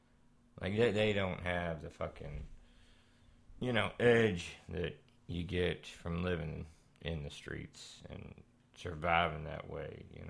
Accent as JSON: {"language": "English", "town": "Texarkana", "country": "United States", "tie": "born there", "said": "I was born down around Texarkana kind of area, right? So, yeah, somewhere around in there."}